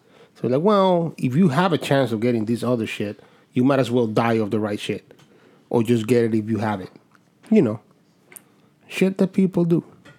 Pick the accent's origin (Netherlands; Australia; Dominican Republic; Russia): Dominican Republic; now in United States